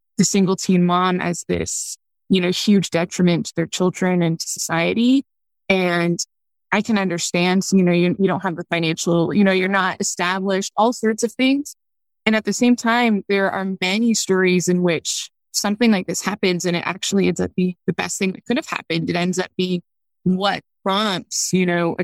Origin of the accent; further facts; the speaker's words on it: Canada; moved away as an adult; also born or lived in China; I'm from Canada. So I was born here. My son was born here. You know, he did the school here